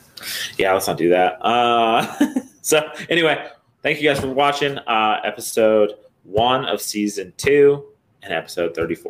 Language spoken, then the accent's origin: English; Michigan, United States; I'm from Michigan.